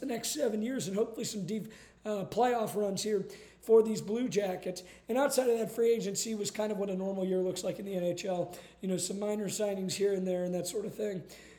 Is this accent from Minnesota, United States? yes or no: no; Columbus, Ohio, United States; We're from Columbus.